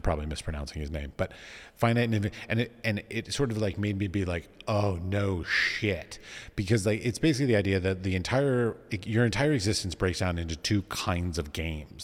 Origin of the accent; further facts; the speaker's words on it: Washington, District of Columbia, United States; moved away; I was raised in Washington, D C